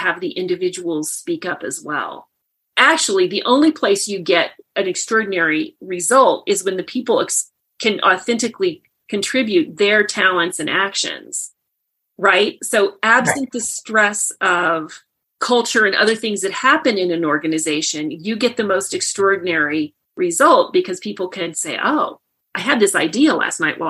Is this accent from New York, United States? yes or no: no; Indiana, United States; moved away as an adult; also born or lived in Boulder, Colorado; I grew up in Indiana, and I came to Boulder, Colorado to work at Rocky Flats